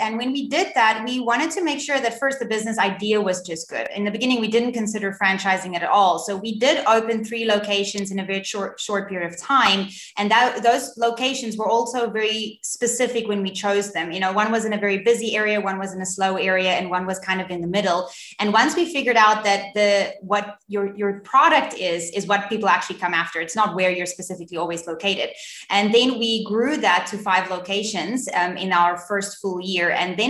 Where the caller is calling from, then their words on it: Cape Town, Western Cape, South Africa; I'm in Cape Town in South Africa.